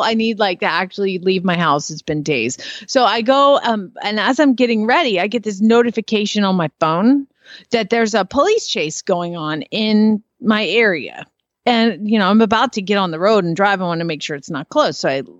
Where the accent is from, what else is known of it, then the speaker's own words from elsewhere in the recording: Arizona, United States; and I'm from Arizona.